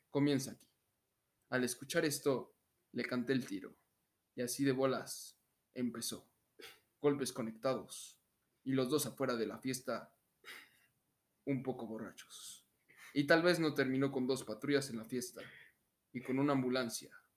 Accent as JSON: {"language": "Spanish", "country": "Mexico"}